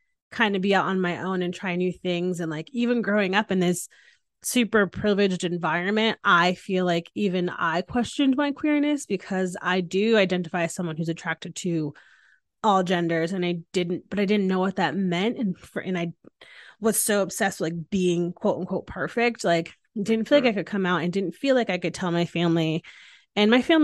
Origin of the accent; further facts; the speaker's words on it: Hamden, Connecticut, United States; I grew up in Hamden, Connecticut, which is in Southern Connecticut